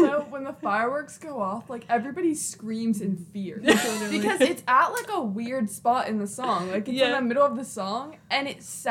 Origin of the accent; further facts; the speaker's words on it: Alabama, United States; We're from Alabama, and we still live in Alabama